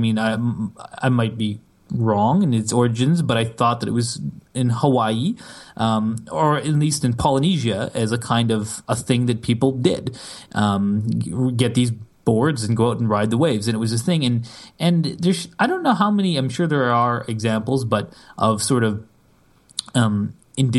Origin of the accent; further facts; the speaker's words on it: Canada; I'm Canadian